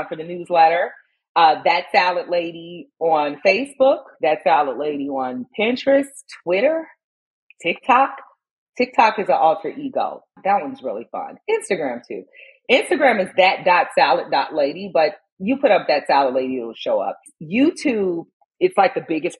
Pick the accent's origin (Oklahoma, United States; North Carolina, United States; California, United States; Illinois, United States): Illinois, United States; Chicago; growing up in Inglewood on the south side of Chicago